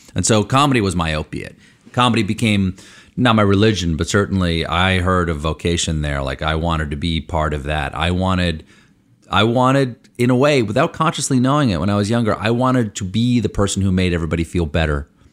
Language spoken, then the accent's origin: English; Washington, District of Columbia, United States; also born or lived in Bethesda, Maryland; I was born in Washington, D C, at Georgetown University Hospital